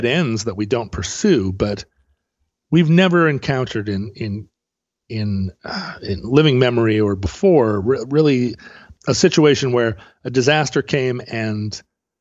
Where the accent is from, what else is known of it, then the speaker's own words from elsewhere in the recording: Alaska, United States; now in Pacific Northwest, United States; growing up in Alaska